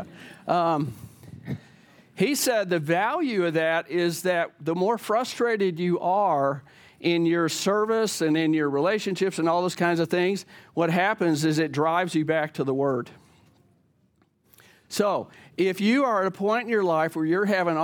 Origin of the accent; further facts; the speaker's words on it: the South, United States; I grew up in the South, I remember it being in the South.